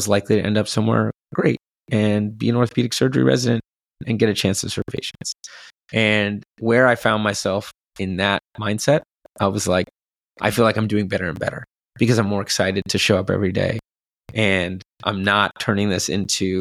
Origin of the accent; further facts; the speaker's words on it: Bellevue, Washington, United States; moved away as an adult; I grew up in Bellevue